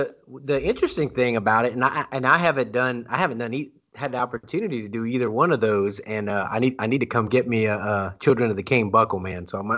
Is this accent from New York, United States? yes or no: no; St. Martinville, Louisiana, United States; now in Oklahoma, United States; I grew up in St. Martinville on 4 acres in the middle of cane field.